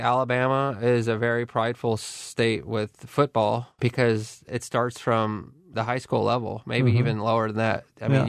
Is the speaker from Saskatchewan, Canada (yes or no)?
no; Barrie, Ontario, Canada; I grew up in Barrie. I never met a single person that owned a gun.